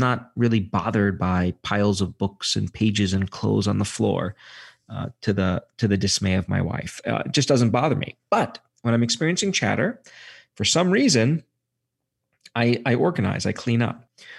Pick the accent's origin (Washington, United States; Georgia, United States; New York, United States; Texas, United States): New York, United States; Brooklyn; I say safe because if it's where I grew up in Brooklyn, green spaces tended to be synonymous with spaces where you got mugged.